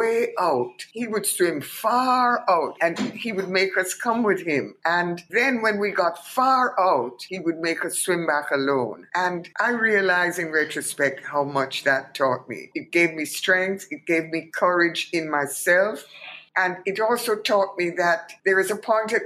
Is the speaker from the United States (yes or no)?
no; Kingston, Jamaica; moved away as an adult; my history as a Jamaican